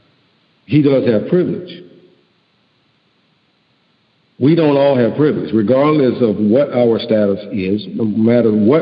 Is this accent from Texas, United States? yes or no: yes; Houston, Texas, United States; I'm from Houston.